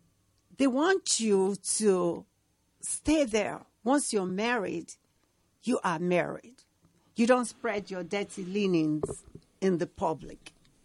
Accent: Delta, Nigeria; moved away as an adult; now in United States; I'm from Delta State, Nigeria.

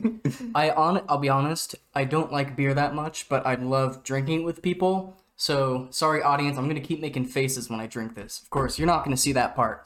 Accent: Oregon, United States; moved away; I'm from Oregon. That is my home state.

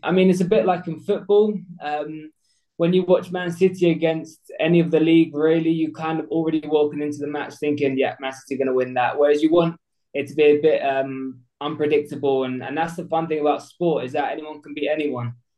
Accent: Essex, East of England, United Kingdom; I'm 24 years old from Essex.

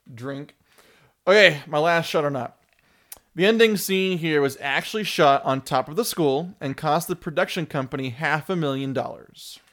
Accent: California, United States; we grew up in California

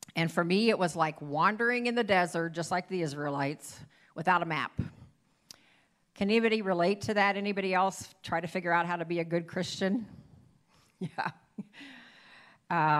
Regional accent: Ohio, United States; moved away as an adult; now in Iowa, United States; I was born and raised in Ohio

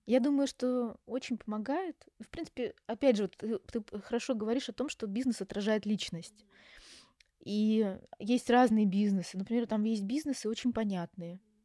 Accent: Yaroslavl, Yaroslavl Oblast, Russia; moved away as an adult; also born or lived in Moscow; now in Istanbul, Turkey; я сама родом из Ярославля, закончила наш психфак Ярославский

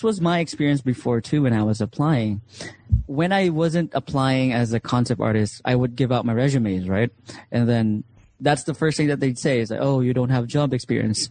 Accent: Philippines; I'm Filipino. I identify as Filipino

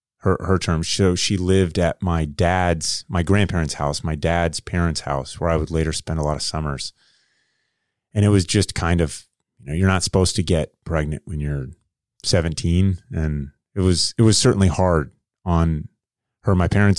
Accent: Kettering, Ohio, United States; born there; So I was born in Kettering, Ohio. Right. So that's Southern Ohio.

